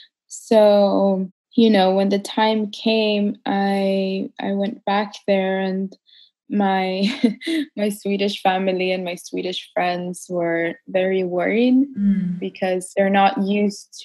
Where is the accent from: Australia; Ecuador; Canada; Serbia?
Ecuador; I was born in the Ecuador and Amazon and grew up there pretty much most of my childhood.